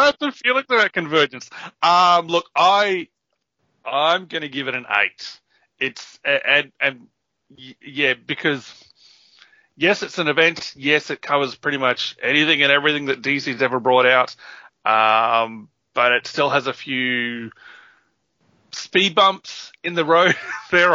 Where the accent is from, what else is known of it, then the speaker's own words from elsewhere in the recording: Papua New Guinea; moved away; I grew up in Papua New Guinea, which was kind of a third world country at the time.